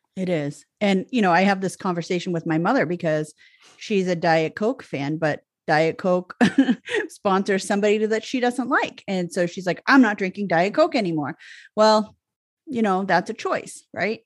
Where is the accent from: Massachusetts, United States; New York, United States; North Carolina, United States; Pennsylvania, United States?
Massachusetts, United States; Boston; accent: barely Boston; I stayed, like, within five miles of the city, like, until I was twelve